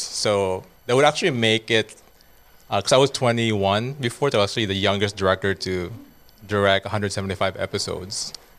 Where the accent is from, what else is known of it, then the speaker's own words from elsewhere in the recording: Bohol, Central Visayas, Philippines; English is a second language; also born or lived in Cebu; now in Los Angeles, United States; I'm from Bohol